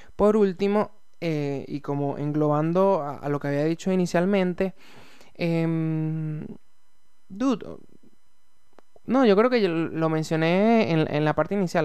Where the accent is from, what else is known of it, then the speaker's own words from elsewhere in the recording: Venezuela; now in Santiago, Chile; yo soy venezolano eh, y estoy viviendo en Santiago de Chile